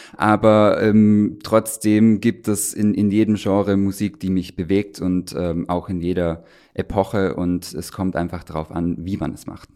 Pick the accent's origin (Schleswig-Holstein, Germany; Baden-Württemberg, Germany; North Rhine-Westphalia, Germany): Baden-Württemberg, Germany; Stuttgart; moved away as an adult; now in Brandenburg, Germany; ich bin ja in Stuttgart geboren, in, in Süddeutschland aufgewachsen